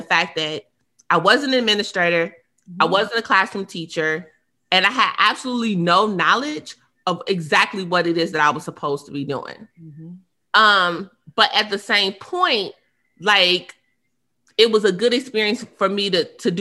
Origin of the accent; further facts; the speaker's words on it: Indiana, United States; I'm from Indiana